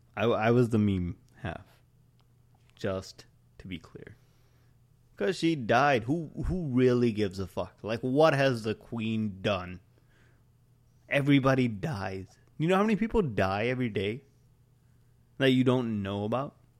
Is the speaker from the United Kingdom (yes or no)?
no; India; I'm Indian. We're Indian.